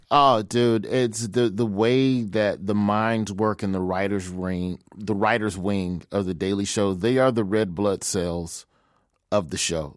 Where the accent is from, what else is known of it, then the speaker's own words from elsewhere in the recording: Birmingham, Alabama, United States; moved away as an adult; now in Los Angeles, United States; I'm from Birmingham, Alabama. I live in L A now